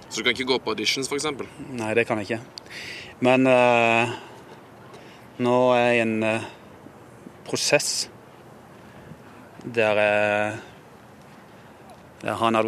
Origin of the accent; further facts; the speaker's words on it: Norway; Men det er litt annerledes enn hjemme i Norge her.